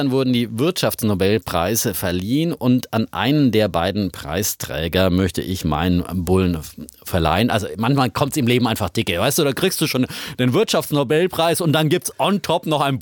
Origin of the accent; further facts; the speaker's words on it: Franconia, Bavaria, Germany; natürlich als Franke